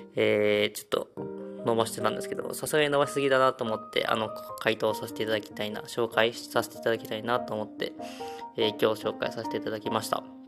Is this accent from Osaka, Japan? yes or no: yes; Osaka, Japan; now in Tokushima, Japan; 地元に帰ってて